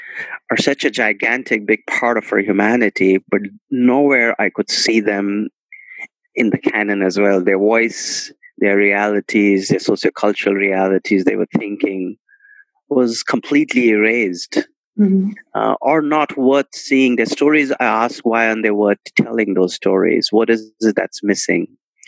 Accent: India; what I was experiencing in my cultural space and cultural life of growing up in India.

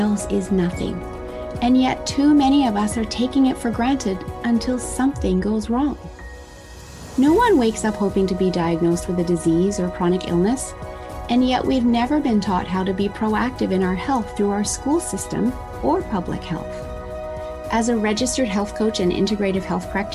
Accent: Australia; now in Whistler, Canada; I'm originally Australian

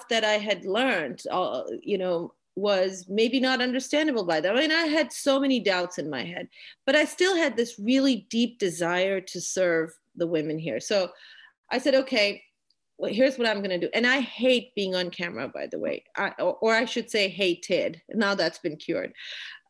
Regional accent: Pakistan; moved away as an adult; also born or lived in Austin, Texas, United States; I'm a Pakistani woman. I was born and raised here.

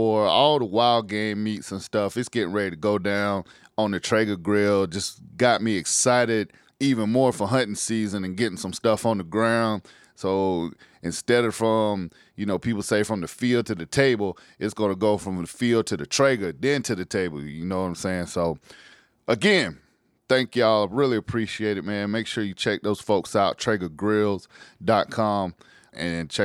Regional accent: South Carolina, United States; As a kid, you know, I grew up in South Carolina, grew up in the country.

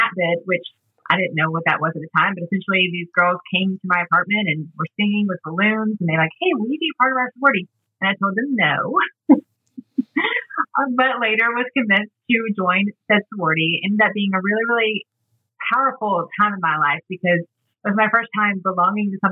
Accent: Atlanta, Georgia, United States; also born or lived in Mississippi; they evacuated to Atlanta, which is where I was born and raised

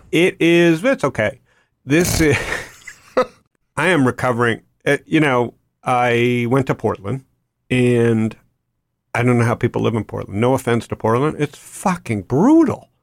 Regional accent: Toronto, Ontario, Canada; I grew up in Toronto

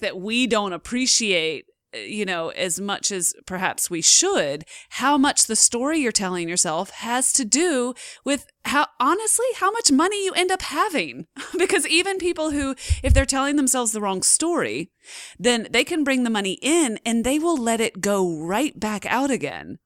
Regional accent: just outside of Seattle, Washington, United States; I was born just outside of Seattle

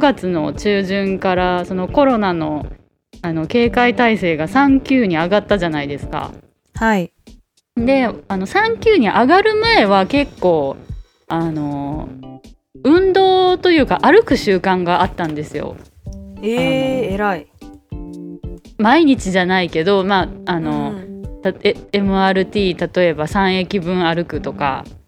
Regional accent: Osaka, Japan; moved away as an adult; now in Taipei, Taiwan; 大阪から来た

